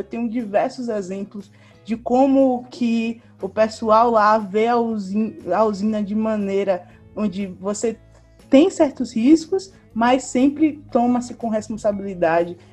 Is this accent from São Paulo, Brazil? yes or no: no; Bahia, Brazil; moved away as an adult; now in Ceará, Brazil; vim da Bahia, é, estudei na UFBA